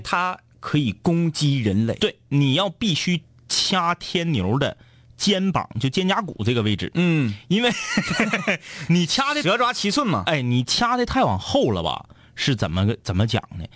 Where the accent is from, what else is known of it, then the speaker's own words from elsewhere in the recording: Liaoning, China; 我们老家呢，辽宁那片儿呢，叫妈岭